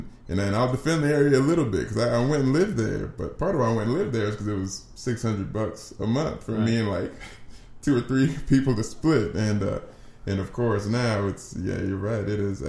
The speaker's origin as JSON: {"language": "English", "town": "Nashville", "region": "Tennessee", "country": "United States", "tie": "born or raised there", "also_born_or_lived": "Alexandria, Virginia", "said": "I actually grew up in Nashville, so I'm one of those unicorns they talk about these days, people that live here that are actually from here. So, see, I grew up right here. I grew up kind of around Madison, Tennessee, and in Nashville, Tennessee"}